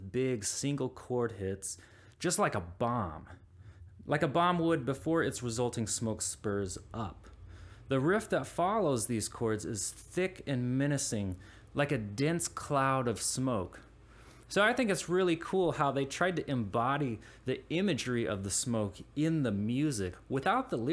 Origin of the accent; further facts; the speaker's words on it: Indianapolis, Indiana, United States; moved away; my hometown of Indianapolis